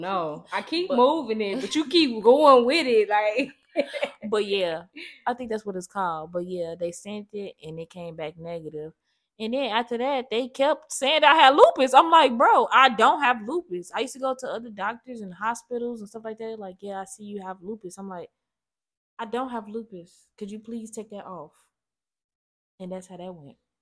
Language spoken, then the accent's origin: English; Gary, Indiana, United States; growing up in Gary used to be freezing